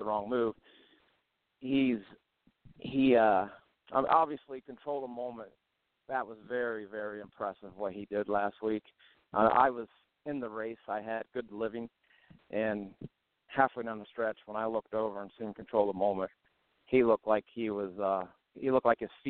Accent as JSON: {"language": "English", "region": "Ohio", "country": "United States", "said": "I'm from Ohio"}